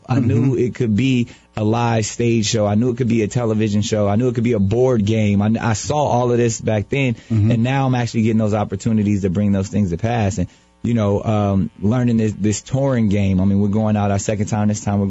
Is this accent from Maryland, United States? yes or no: no; San Diego, California, United States; born or raised there